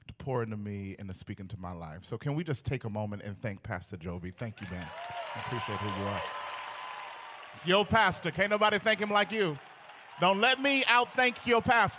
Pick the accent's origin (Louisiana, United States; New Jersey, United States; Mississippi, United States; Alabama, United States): Mississippi, United States; Pearl; I grew up in Pearl, Mississippi.